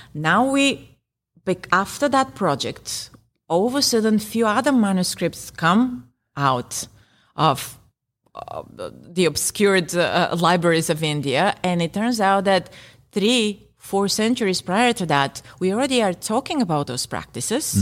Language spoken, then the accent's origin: English; Bulgaria; first language Bulgarian; English is a second language; Bulgarian, my native language